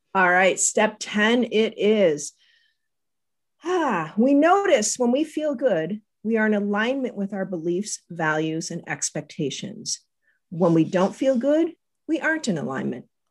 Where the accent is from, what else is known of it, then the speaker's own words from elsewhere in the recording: Las Vegas, Nevada, United States; I grew up in Vegas.